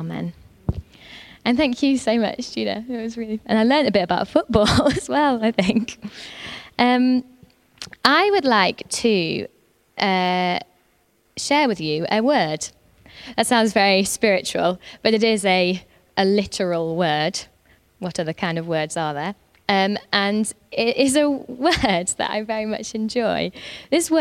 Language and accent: English; North Lancashire, North West England, United Kingdom; I'm from North Lancashire. I'm a Lancashire lass